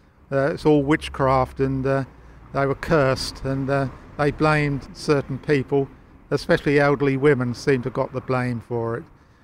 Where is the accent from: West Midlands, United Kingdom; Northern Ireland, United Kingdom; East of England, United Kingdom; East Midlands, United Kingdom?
East of England, United Kingdom; Manningtree; Growing up in Manningtree, it was brilliant for me. I had a lovely childhood. I was born in the old Packet Hotel, which was an early 15th century building.